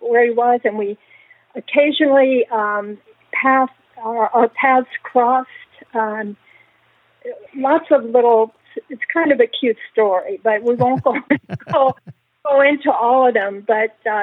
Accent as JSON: {"language": "English", "region": "New Jersey", "country": "United States", "also_born_or_lived": "Florida", "moved": "yes", "lives_now": "San Diego, United States", "said": "I'm from New Jersey originally"}